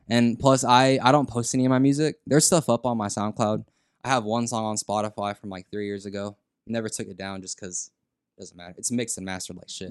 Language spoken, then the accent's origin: English; San Antonio, Texas, United States; in sixth grade here in San Antonio, Tejeda Middle School, that's where I'm from